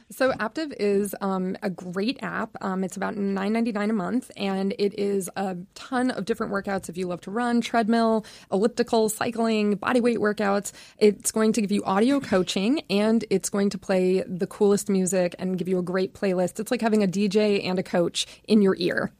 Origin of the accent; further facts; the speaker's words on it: Vero Beach, Florida, United States; moved away; my hometown